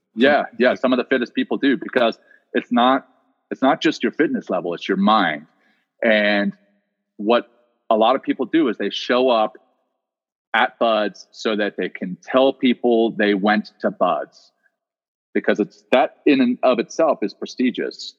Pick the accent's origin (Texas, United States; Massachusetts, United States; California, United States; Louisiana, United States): Louisiana, United States; also born or lived in South Africa; I grew up in Louisiana